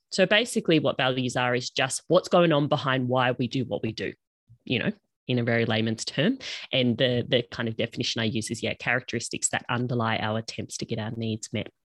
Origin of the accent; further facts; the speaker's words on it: Australia; accent: Australian; we call it uni down here, obviously, if you didn't pick up from my accent, I'm in Australia